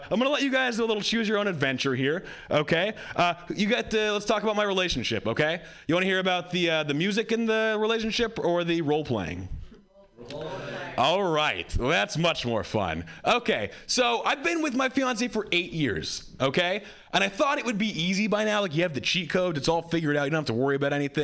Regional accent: Hawaii, United States; I grew up white in Hawaii

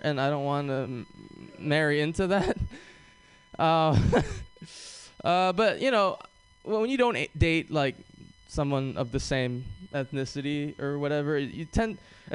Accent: Hawaii, United States; moved away; growing up in Hawaii was awesome

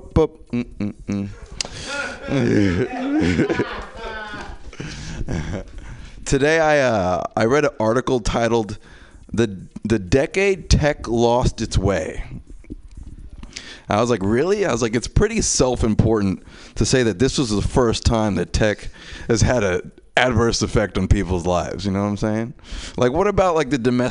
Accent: New York City, New York, United States; I'm from New York, Queens

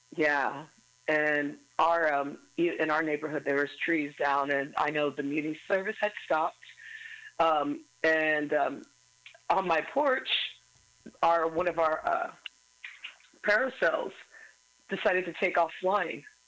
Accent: Missouri, United States; moved away; also born or lived in Illinois; my home state of Missouri

